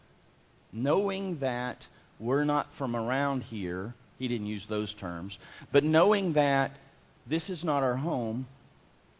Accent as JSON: {"language": "English", "region": "Florida", "country": "United States", "said": "I'm from Florida"}